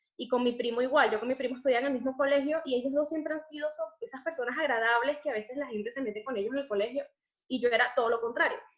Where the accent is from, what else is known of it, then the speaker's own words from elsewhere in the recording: Los Teques, Miranda, Venezuela; moved away as an adult; also born or lived in Caracas; now in Spain; yo nací en Caracas, pero crecí en Los Teques. Eh, vivimos en los, Teques hasta que yo tenía unos 11 o 12 años.